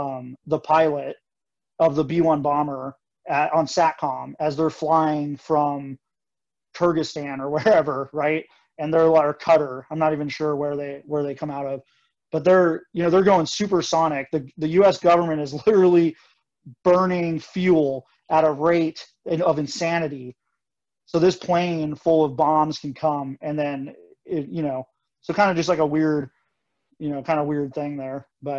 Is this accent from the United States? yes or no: yes; South Dakota, United States; so I'm from South Dakota, which is where the B-1 bombers, you know, or my dad was in the Air Force at Ellsworth.